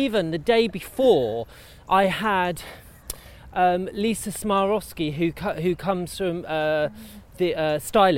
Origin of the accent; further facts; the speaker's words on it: Luton, East of England, United Kingdom; moved away; I'm from Luton, Bedfordshire